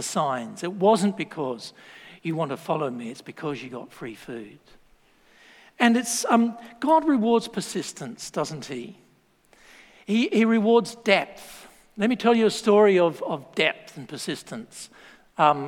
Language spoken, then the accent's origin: English; Australia; moved away; I'm Australian.